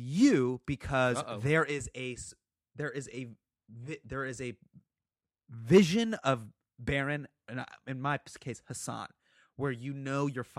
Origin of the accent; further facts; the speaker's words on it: Sacramento, California, United States; also born or lived in Davis; I'm from Sacramento. I grew up. I was born there. Yeah, yeah. Davis. So yeah, right outside Sacramento.